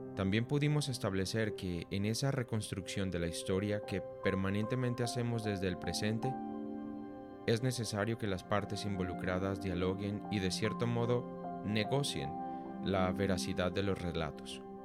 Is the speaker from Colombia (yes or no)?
yes; Colombia; Como colombianos hemos sufrido por las consecuencias devastadoras de la guerra en nuestro país durante seis décadas